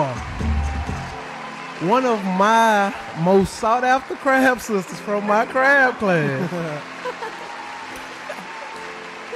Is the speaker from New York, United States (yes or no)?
no; Dallas, Texas, United States; we are from Dallas